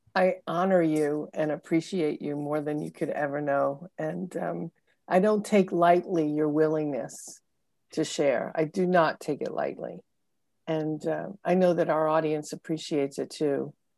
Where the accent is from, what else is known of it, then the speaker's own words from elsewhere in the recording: Brooklyn, New York, United States; I'm from the Northeast. I grew up in, uh, Brooklyn, Long Island